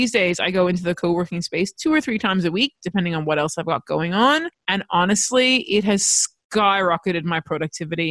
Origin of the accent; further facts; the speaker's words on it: United States; now in Australia; I grew up in America